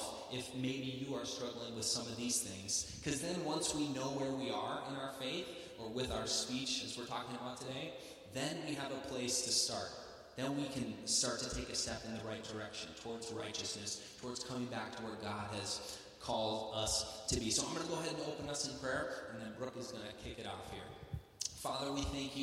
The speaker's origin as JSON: {"language": "English", "region": "the South", "country": "United States", "accent": "southern", "said": "my southern accent"}